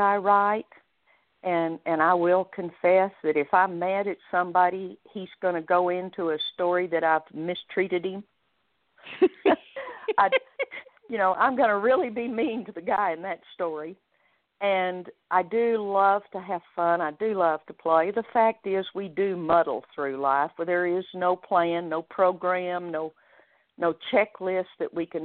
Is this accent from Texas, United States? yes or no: yes; Amarillo, Texas, United States; moved away as an adult; also born or lived in Garland / Odessa / Richardson / Dallas; now in Sherman, United States; I grew up in Amarillo